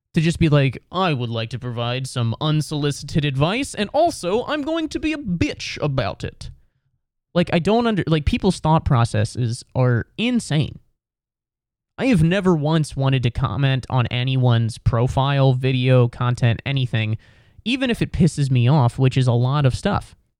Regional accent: Cincinnati, Ohio, United States; I'm basically from Cincinnati. I'm from the suburbs

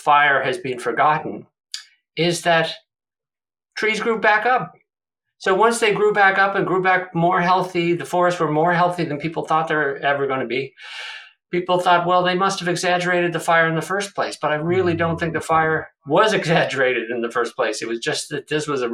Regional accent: Prince Edward Island, Canada; I'm a Maritimer myself. I'm from Prince Edward Island.

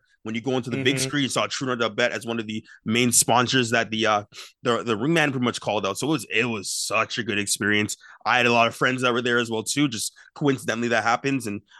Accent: Brampton, Ontario, Canada; I had an exceptional time coming from Brampton. I grew up pretty much in Brampton.

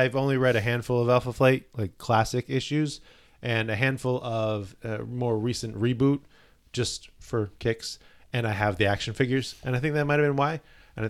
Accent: Canada; I'm Canadian.

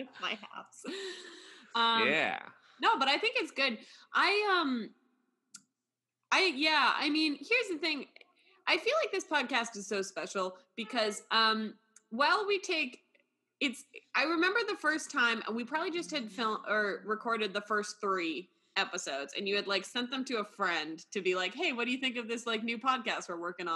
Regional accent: California, United States; moved away; I grew up in California for a reason, so I never had to see snow

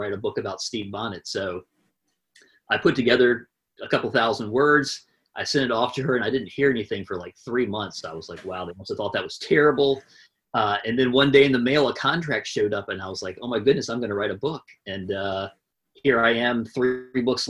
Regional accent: Colonial Heights, Virginia, United States; moved away as an adult; now in Charleston, United States; I am originally from Virginia, the Richmond area, a little south in the, actually Virginia's smallest city, Colonial Heights. But I've been in Charleston for almost 20 years now.

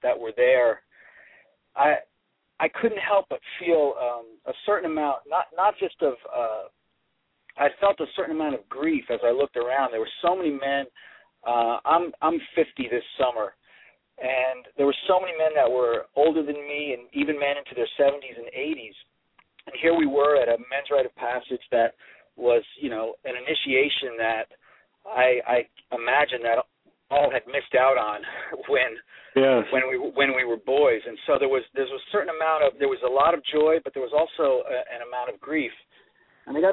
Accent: Northeast, United States; now in Nashville, United States; I'm originally from the Northeast

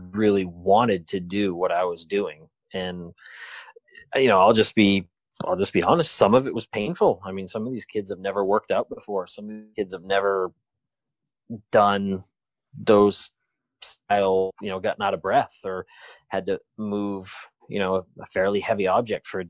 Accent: Maine, United States; moved away; I'm from Maine

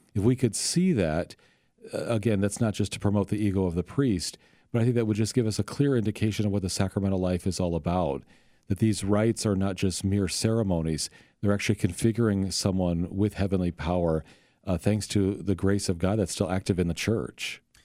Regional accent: Sioux City, Iowa, United States; now in St. Louis, United States; I'm from Sioux City, Iowa. Northwest Iowa

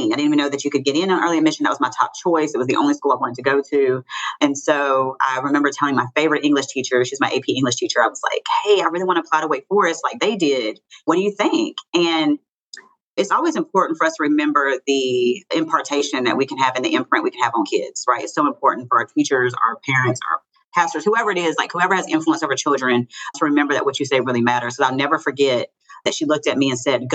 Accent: Hickory, North Carolina, United States; I'm from Hickory, North Carolina, born and raised

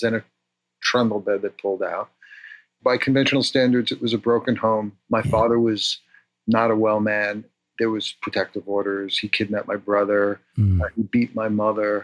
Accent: New York City, New York, United States; moved away; I grew up in the North Bronx

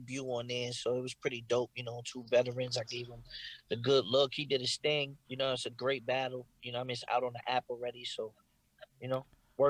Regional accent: Brooklyn, New York, United States; Brooklyn, New York.

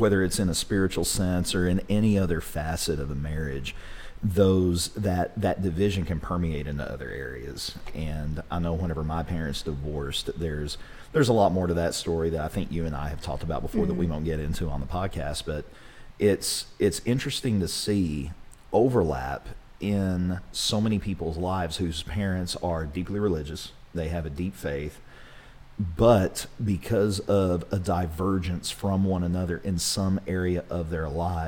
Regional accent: Ringling, Oklahoma, United States; growing up and being homeschooled and growing up in Ringling, which is a very small town

